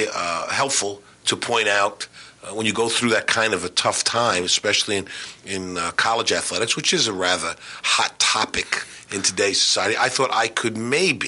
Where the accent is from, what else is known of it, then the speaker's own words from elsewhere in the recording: New York City, New York, United States; moved away; also born or lived in North Carolina; growing up in Queens and watching my dad's basketball teams play